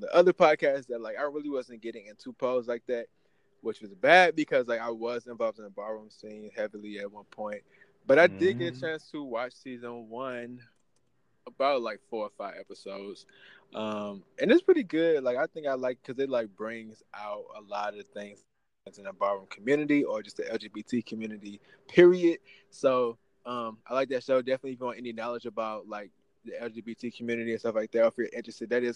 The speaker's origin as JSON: {"language": "English", "town": "St. Louis", "region": "Missouri", "country": "United States", "also_born_or_lived": "Kansas City", "said": "I'm from St. Louis area, but I lived in Kansas City the last 4 years"}